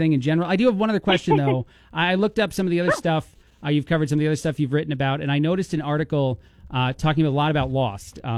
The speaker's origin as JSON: {"language": "English", "region": "New Jersey", "country": "United States", "tie": "born or raised there", "moved": "yes", "lives_now": "Bloomington, Illinois, United States", "said": "I'm from, born and raised in New Jersey"}